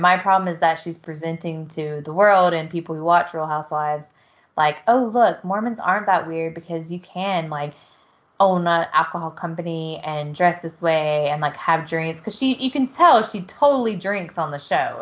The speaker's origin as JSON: {"language": "English", "region": "South Georgia", "country": "United States", "tie": "born or raised there", "moved": "yes", "said": "I grew up around drinking in South Georgia"}